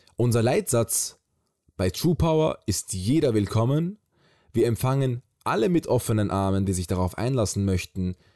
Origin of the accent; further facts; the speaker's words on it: Graz, Styria, Austria; moved away as an adult; now in Vienna, Austria; Geboren bin ich in Graz, aus der Stadt des berühmten Arnold Schwarzenegger. Mit 18 bin ich nach Wien gezogen.